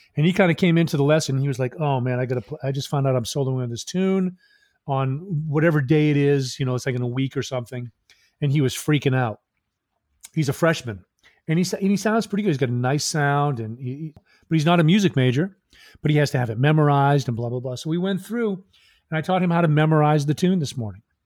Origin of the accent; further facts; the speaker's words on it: Maine, United States; also born or lived in Massachusetts; I was born in Massachusetts, then I moved to Maine, I think I was in second grade